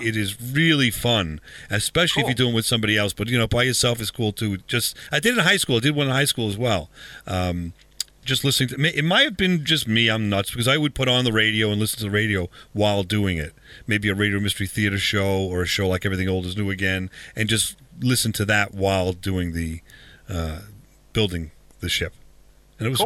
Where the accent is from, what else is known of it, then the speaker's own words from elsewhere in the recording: Huntington, New York, United States; it's a local Huntington museum or museum in my hometown or our hometown.